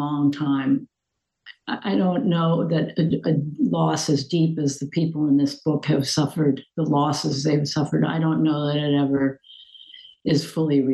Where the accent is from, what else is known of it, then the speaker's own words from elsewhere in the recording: outside of Philadelphia, Pennsylvania, United States; moved away as an adult; now in San Francisco, United States; I was born in Pennsylvania and grew up outside of Philadelphia